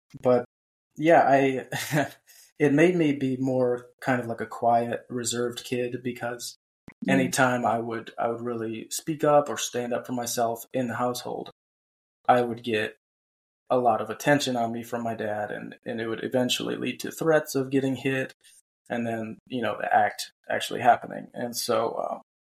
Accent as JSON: {"language": "English", "town": "Cleveland", "region": "Ohio", "country": "United States", "tie": "born or raised there", "moved": "yes", "lives_now": "North Carolina, United States", "said": "I grew up in Cleveland, Ohio, and now I live in North Carolina"}